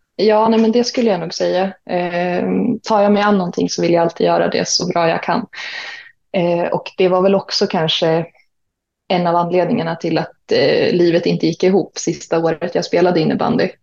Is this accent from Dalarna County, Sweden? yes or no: yes; Mora, Dalarna County, Sweden; moved away as an adult; also born or lived in Uppsala / Umeå; jag är ju född och uppvuxen i Mora